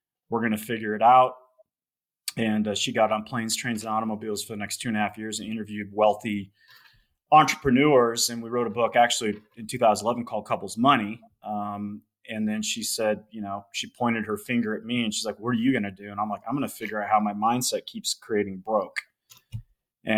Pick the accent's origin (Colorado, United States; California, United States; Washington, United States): Colorado, United States; Loveland; I'm in Colorado. I grew up in Loveland, Colorado.